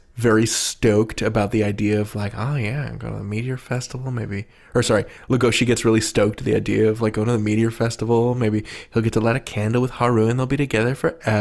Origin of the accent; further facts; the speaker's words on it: United States; I, as an American